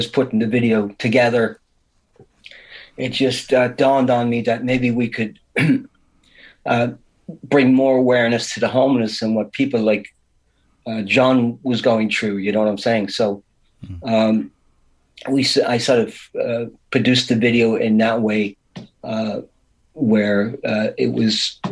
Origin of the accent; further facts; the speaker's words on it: Drogheda, County Louth, Ireland; moved away; nobody in Ireland or from my hometown